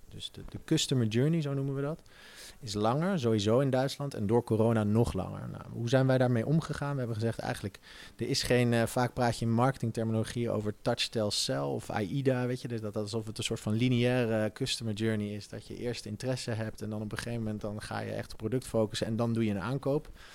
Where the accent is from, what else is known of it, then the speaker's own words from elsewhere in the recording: Netherlands; als Nederlander